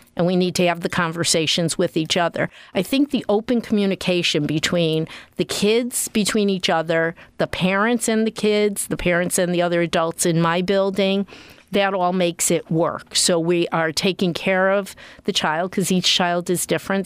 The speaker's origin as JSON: {"language": "English", "region": "Connecticut", "country": "United States", "tie": "born or raised there", "moved": "yes", "said": "I grew up in Connecticut."}